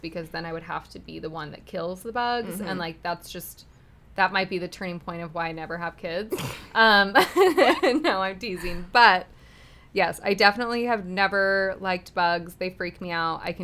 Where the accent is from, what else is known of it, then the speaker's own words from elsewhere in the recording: Utah, United States; I'm from Utah.